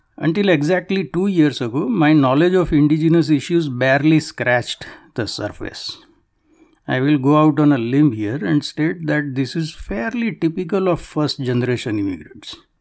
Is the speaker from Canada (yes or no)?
yes; Canada; it is a stain on my soul as a Canadian